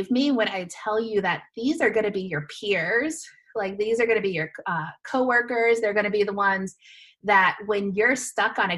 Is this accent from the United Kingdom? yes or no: no; Massachusetts, United States; also born or lived in Florida; we're both from Massachusetts